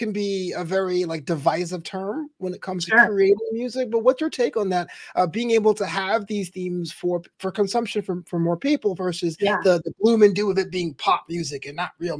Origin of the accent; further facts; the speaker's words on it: New York City, New York, United States; I grew up in Brooklyn in the 90s. And so that was very hip hop dominated.